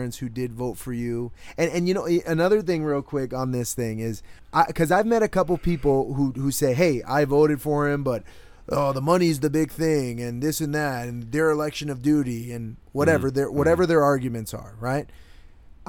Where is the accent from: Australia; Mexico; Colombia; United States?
United States; Connecticut; moved away; my home state in Connecticut